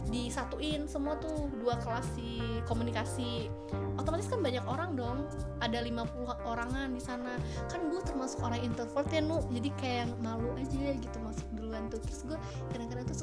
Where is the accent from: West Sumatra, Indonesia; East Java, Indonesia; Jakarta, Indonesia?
West Sumatra, Indonesia; Padang; gue orang Padang loh aslinya